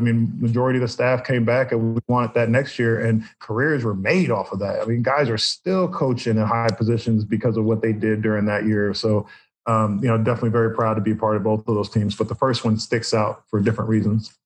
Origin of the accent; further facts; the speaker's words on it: Indianapolis, Indiana, United States; moved away as an adult; also born or lived in Boston / New York; now in Florida, United States; grew up in Indianapolis, went to Boston College, and then ended up in New York